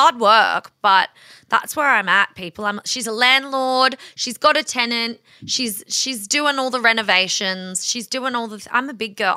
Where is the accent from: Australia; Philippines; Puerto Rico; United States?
Australia; we are Australian